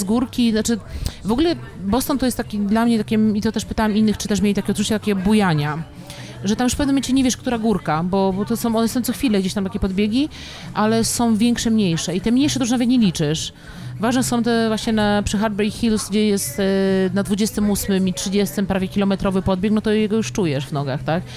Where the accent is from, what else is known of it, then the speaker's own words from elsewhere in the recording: Kielce, Świętokrzyskie Voivodeship, Poland; now in Warsaw, Poland; ja pochodzę z Kielc